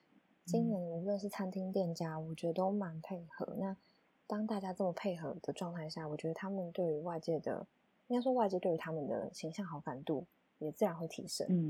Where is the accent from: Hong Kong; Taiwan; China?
Taiwan; 身为台湾人骄傲，